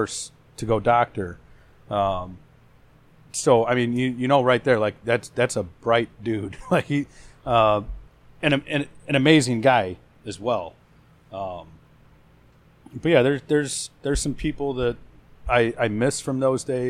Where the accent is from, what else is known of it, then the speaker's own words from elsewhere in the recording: Hammond, Indiana, United States; I'm from Hammond originally